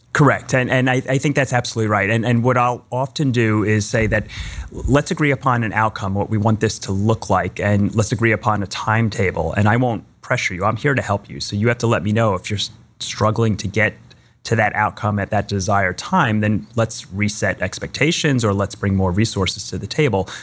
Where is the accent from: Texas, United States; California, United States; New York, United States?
New York, United States; Long Island; moved away; I grew up on Long Island in New York